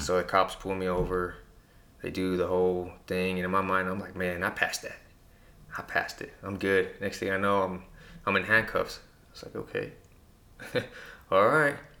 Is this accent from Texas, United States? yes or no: yes; Presidio, Texas, United States; I'm from Presidio.